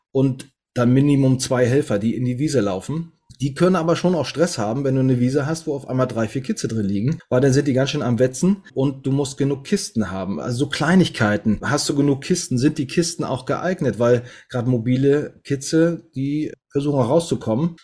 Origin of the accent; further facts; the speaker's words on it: Northern Germany, Germany; bin Norddeutscher